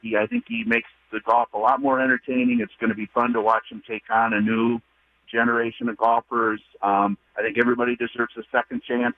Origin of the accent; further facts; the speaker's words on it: California, United States; I grew up in California